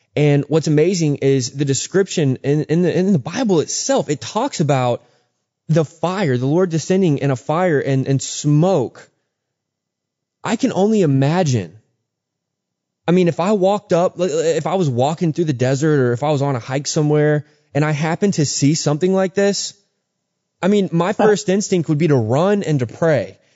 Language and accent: English; Texas, United States; now in Georgia, United States; I grew up in Texas